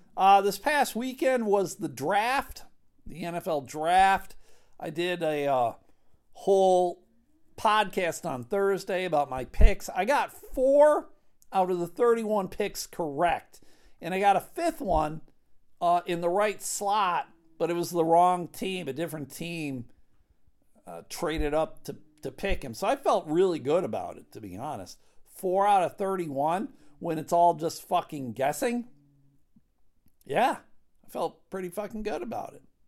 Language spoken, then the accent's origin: English; West Michigan, United States; we're from West Michigan